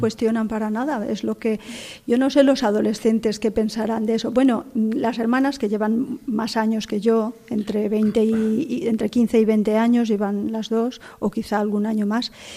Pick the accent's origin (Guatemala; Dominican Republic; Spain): Spain; moved away as an adult; now in Morocco; en Vétera, en mi pueblo